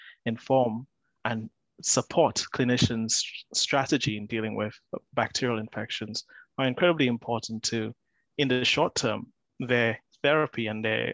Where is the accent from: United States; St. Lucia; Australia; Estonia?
St. Lucia; moved away as an adult; now in Bristol, United Kingdom; I'm originally from St. Lucia, so I moved quite a few thousand miles